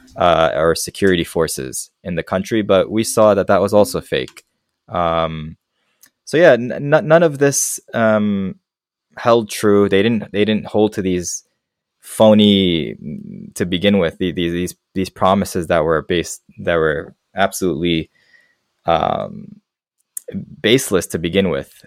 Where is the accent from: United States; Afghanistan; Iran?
Afghanistan; moved away; they'll say, "Where are you from?" And I tell them Afghanistan.